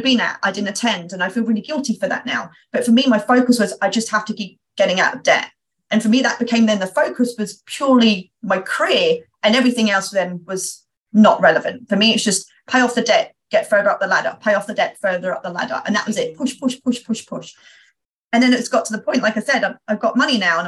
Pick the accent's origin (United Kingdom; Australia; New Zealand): United Kingdom; being a Brit